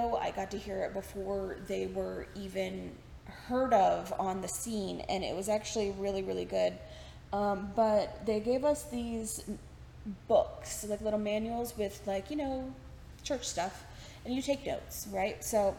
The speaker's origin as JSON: {"language": "English", "region": "Texas", "country": "United States", "accent": "Texan", "said": "because I know you've noticed in this that my accent has come out a little bit. When I talk about my time in Texas, it's hard not to, because I'm remembering as I'm going."}